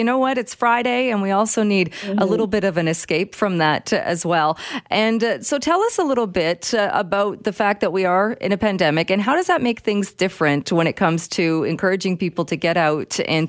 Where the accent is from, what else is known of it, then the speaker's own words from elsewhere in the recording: Canada; as a Canadian, I thought, oh, I haven't done any of these hikes that you're talking about, let alone the ones in BC.